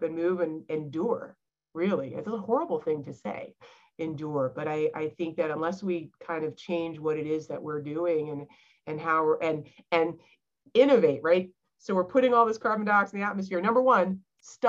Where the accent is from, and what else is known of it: Charleston, South Carolina, United States; born or raised there